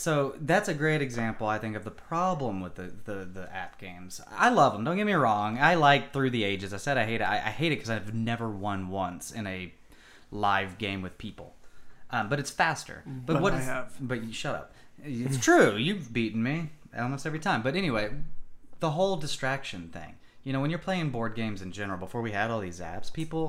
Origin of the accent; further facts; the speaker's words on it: Mesquite, Texas, United States; I'm from Mesquite. The sovereign nation of Mesquite.